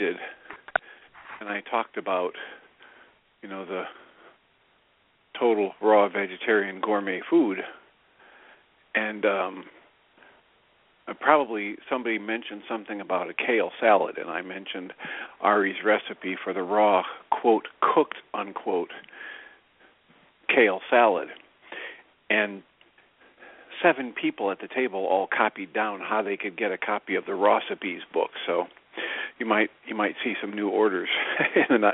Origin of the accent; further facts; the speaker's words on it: Midwest, United States; growing up in the Midwest